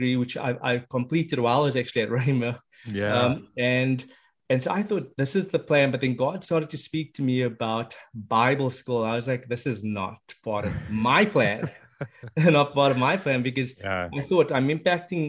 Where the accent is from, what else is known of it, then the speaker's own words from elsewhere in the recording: South Africa; moved away as an adult; now in United States; originally, I am from the beautiful country of South Africa. That's where I was born and raised. Spent the first 30 years of my life over there.